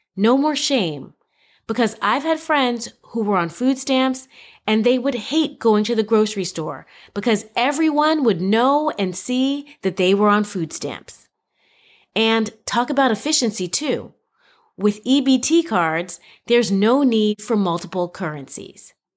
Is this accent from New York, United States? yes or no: yes; New York City, New York, United States; growing up in Spanish Harlem